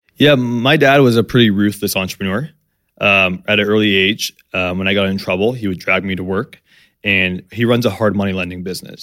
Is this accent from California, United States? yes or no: yes; San Diego, California, United States; I grew up in San Diego, uh, to two immigrant parents